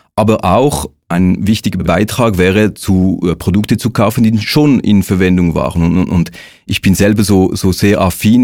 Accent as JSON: {"language": "German", "country": "Switzerland", "said": "wir als Schweizer Bevölkerung"}